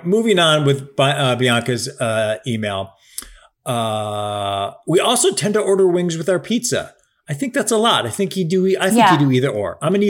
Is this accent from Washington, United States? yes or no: no; Buffalo, New York, United States; now in Pennsylvania, United States; As I mentioned in my last email, I'm from Buffalo, New York, and I love a good wing.